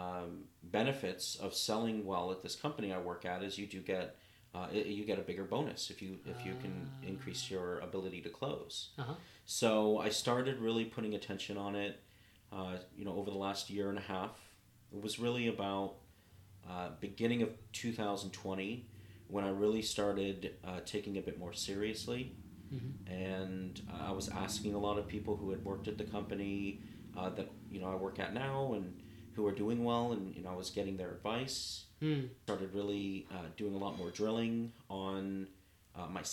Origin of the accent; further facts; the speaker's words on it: Los Angeles, California, United States; moved away as an adult; now in Clearwater, United States; Born and raised in Los Angeles. Lived there pretty much my whole life